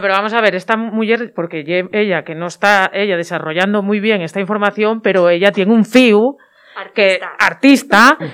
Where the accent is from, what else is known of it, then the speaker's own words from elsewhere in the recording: Llanes, Asturias, Spain; en el mi pueblo, en uno de los mis pueblos, en uno de ellos, eh, de los de Llanes